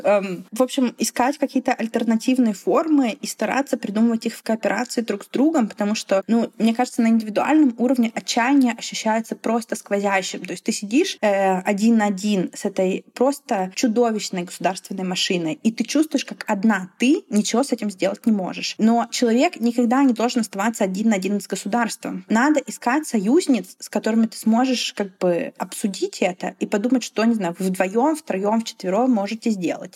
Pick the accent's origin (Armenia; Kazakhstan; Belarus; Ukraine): Belarus; moved away